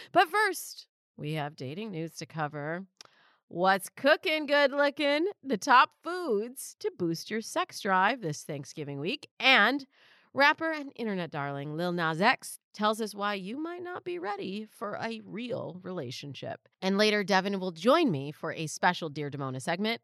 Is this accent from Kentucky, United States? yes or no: no; Michigan, United States; now in California, United States; you're not a real Californian, which I'm not, I'm from Michigan